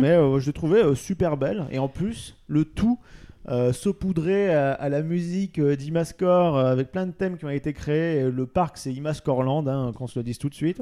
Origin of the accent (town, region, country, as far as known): France